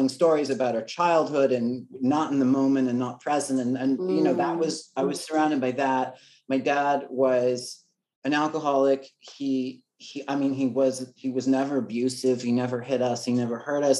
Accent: Los Angeles, California, United States; also born or lived in Oregon; I grew up

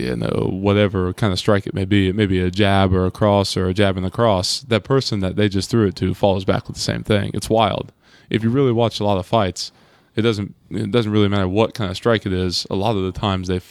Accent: Germantown, Ohio, United States; moved away as an adult; also born or lived in Columbus, Ohio; I'm originally from Germantown

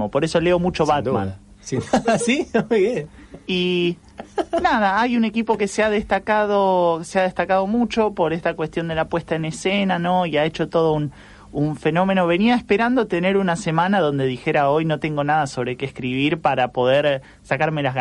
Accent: Villa Soldati, Buenos Aires, Argentina; born there; Yo nací en Villa Soldati, soy de lila y peronista.

